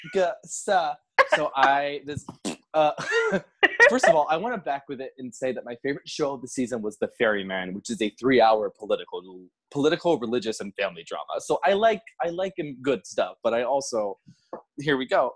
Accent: Florida, United States; moved away as an adult; also born or lived in Virginia; now in New York City, United States; I'm from Florida. I went to Florida State.

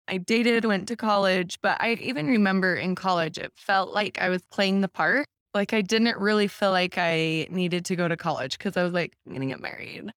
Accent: Taylorsville, Utah, United States; I grew up in Taylorsville.

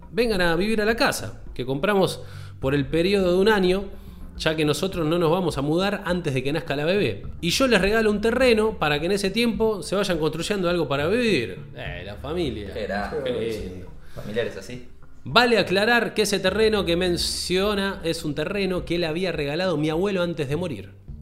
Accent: Pérez, Santa Fe, Argentina; de Pérez. ¿Eh? Actualmente tengo 30 años. Pérez es un lugar en Santa Fe.

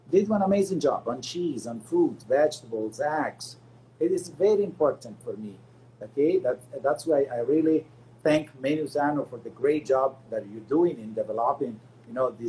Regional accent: Canada; as a North American people, not as American because we are Canadian and I'm proud Canadian.

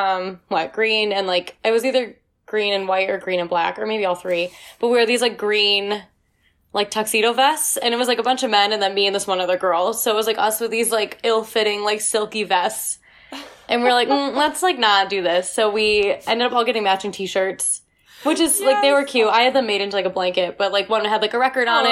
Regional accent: Rochester, New York, United States; I'm from Rochester, New York.

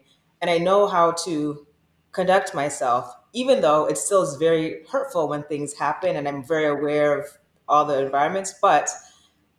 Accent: Michigan, United States; I'm from Michigan

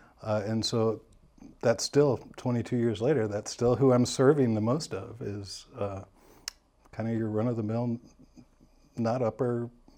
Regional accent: St. Louis, Missouri, United States; I'm originally from St. Louis, Missouri, born and raised there.

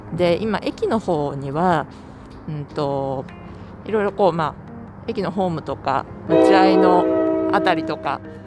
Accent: Japan; moved away as an adult; now in United States; 日本で生まれ育ってきた私

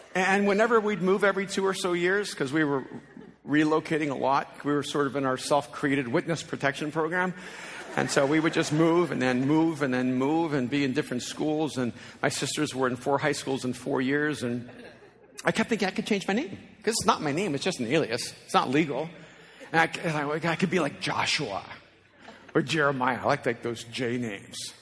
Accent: El Salvador; first language Spanish; English is a second language; now in United States; as an immigrant from El Salvador who spoke a language whose main language was Spanish, and I learned English here in the States

